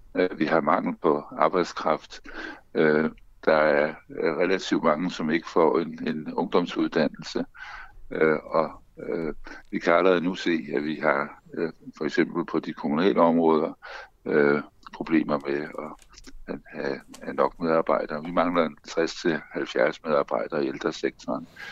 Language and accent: Danish; Bornholm, Capital Region of Denmark, Denmark; Jeg er opvokset på Bornholm, så jeg, jeg kan sagtens forstå Bornholmsk.